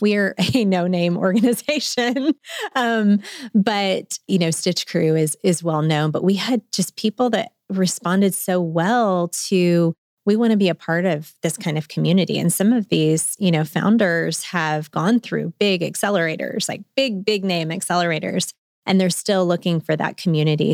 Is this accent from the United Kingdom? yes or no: no; Memphis, Tennessee, United States; moved away as an adult; also born or lived in Chattanooga, Tennessee / Nashville, Tennessee; now in Northwest Arkansas, United States; I'm a Memphian. I'm from Memphis, but now I'm in Northwest Arkansan